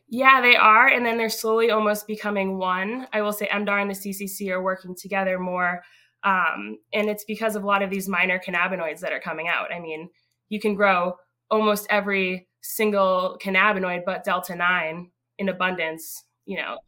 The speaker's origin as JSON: {"language": "English", "town": "North Andover", "region": "Massachusetts", "country": "United States", "tie": "born or raised there", "also_born_or_lived": "Newburyport, Massachusetts", "said": "I grew up um, in North Andover, Massachusetts."}